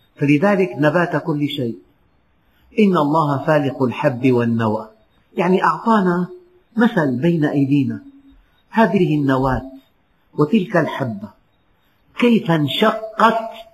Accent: Syria; بلدنا سوريا

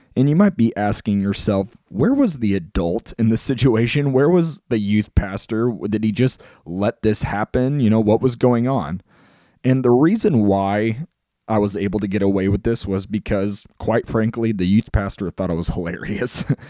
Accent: Mustang, Oklahoma, United States; moved away; also born or lived in Illinois; I grew up in a town called Mustang, Oklahoma.

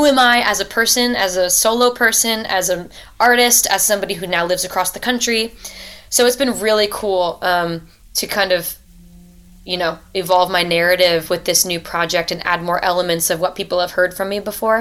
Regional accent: Rhode Island, United States; moved away as an adult; also born or lived in Delaware / Philadelphia, Pennsylvania; now in Nashville, United States; So I grew up in Rhode Island, and then I went to school at University of Delaware

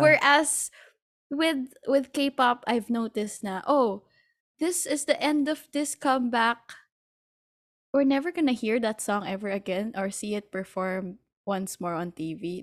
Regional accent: Philippines; I'm from the Philippines

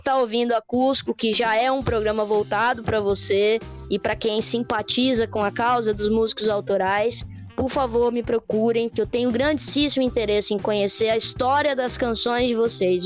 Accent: Espírito Santo, Brazil; eu sou do Espírito Santo

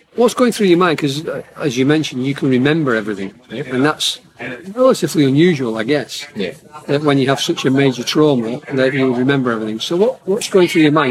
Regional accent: Southport, North West England, United Kingdom; I'm from Southport

